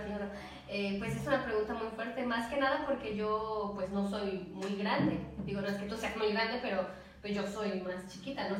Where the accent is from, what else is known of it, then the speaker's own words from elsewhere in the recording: Xalapa, Veracruz, Mexico; soy de aquí, de Jalapa, Veracruz.